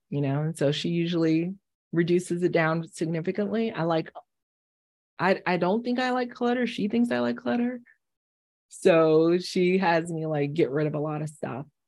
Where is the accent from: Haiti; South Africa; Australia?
Haiti; moved away; I'm from the Caribbean, I'm from Haiti originally